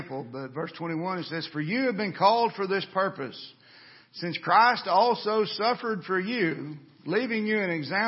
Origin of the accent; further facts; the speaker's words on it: United States; as Americans